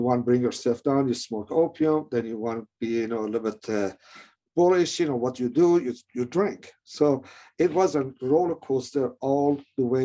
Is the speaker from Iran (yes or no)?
yes; Iran; moved away; I was born in Iran